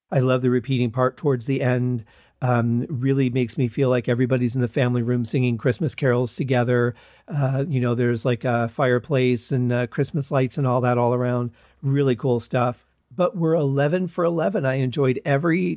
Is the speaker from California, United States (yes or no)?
no; Michigan, United States; moved away as an adult; I was raised in Michigan